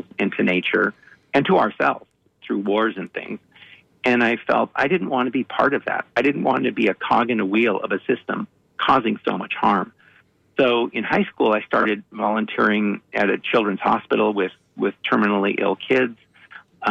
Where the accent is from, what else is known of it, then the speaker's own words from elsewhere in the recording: Los Angeles, California, United States; I grew up in the Hollywood Hills, and there were wild animals